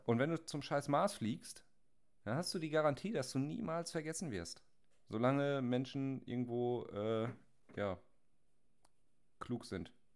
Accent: Germany; als Deutsche

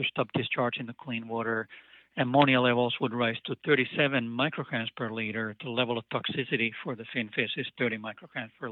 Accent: Finland; now in Maui, United States; I'm a transplant here. I'm originally from Finland

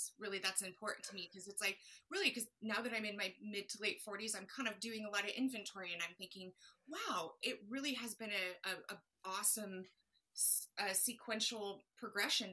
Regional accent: Colorado, United States; now in San Diego, United States; growing up in Colorado

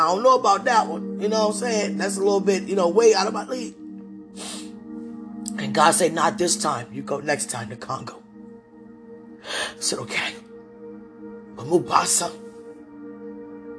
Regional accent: United States; being an American woman

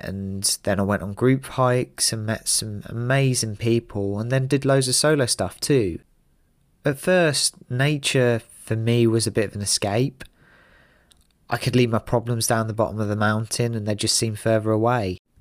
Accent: London, United Kingdom; I'm originally from North London

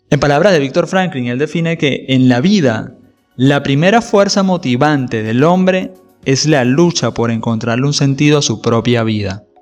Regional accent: Venezuela; cuando vivía en mi país natal, Venezuela, cuando las libertades y las condiciones de seguridad y la calidad de vida habían sido realmente secuestradas por el régimen de turno

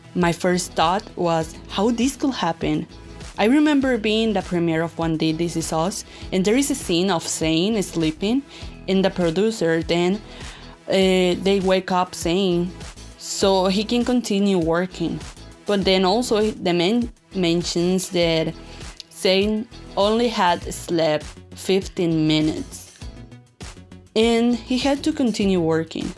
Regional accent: Hermosillo, Sonora, Mexico; I'm from Hermosillo, Sonora, Mexico, and I'm 21 years old

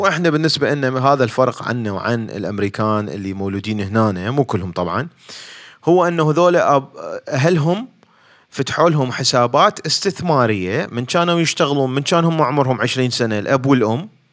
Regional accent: Baghdad, Baghdad Governorate, Iraq; moved away as an adult; now in United States; اني خريج علوم آه، علوم حاسبات آه، بغداد من بغداد فجيت لهنا

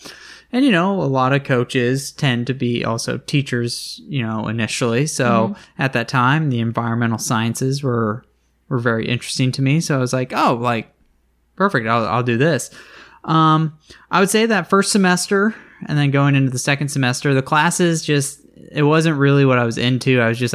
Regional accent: Northeast, United States; We start talking, find out we're both originally from the Northeast.

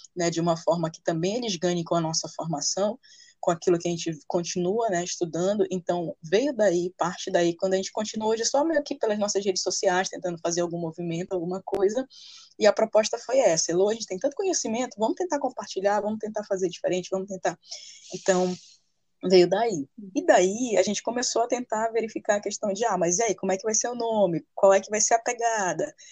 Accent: Santana, Amapá, Brazil; sou nascida no Amapá, na cidade de Santana, santanense, segunda maior cidade do estado.

